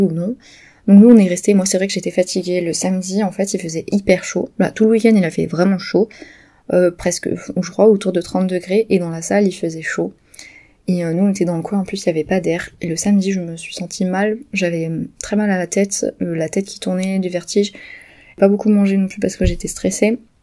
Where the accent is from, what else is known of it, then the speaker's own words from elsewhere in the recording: near Pau, Nouvelle-Aquitaine, France; moved away; du village où j'ai grandi à côté de Pau